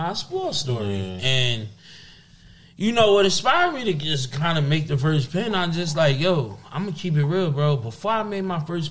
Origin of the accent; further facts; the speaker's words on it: Irvington, New Jersey, United States; I'm from Irvington